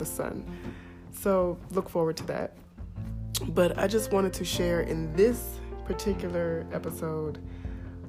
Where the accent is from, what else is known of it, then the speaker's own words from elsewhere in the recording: United States; moved away as an adult; I am from North America, the United States